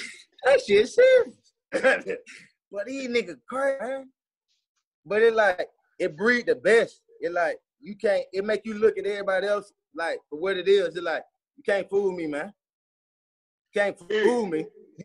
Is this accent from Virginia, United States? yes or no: no; Atlanta, Georgia, United States; Growing up in East Atlanta, boy.